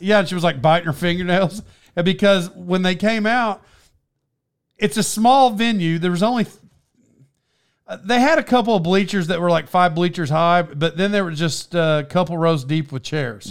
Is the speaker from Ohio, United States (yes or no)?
no; Cherokee Nation, Oklahoma, United States; I'm from around there and I'm Indian